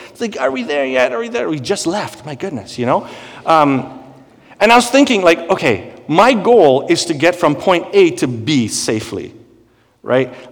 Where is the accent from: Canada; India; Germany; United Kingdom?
India; growing up in India